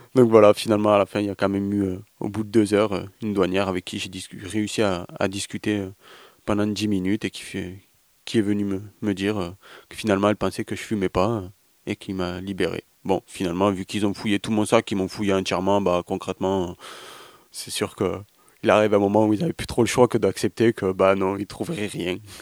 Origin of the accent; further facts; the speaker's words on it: France; chez nous avec le TGV Montpellier-Paris en 3 heures